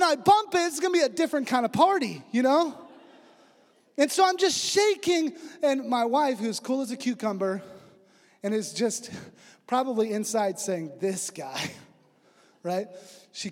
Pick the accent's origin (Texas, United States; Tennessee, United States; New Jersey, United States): Texas, United States; West; moved away; also born or lived in China; I'm from West Texas. I barely speak English